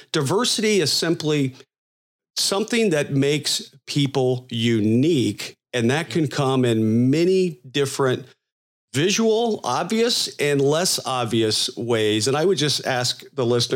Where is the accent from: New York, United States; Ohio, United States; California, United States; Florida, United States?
Florida, United States; I'm from Florida